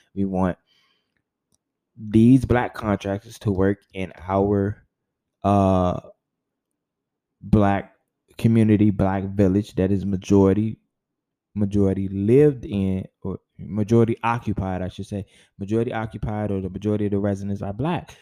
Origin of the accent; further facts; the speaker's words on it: United States; the country that I, I, live in, the country that I was born in, which is North America